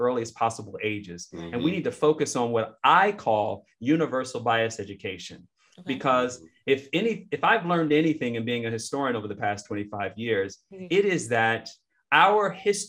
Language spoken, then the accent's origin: English; Chicago, Illinois, United States; where I grew up in Marquette Park on the south side of Chicago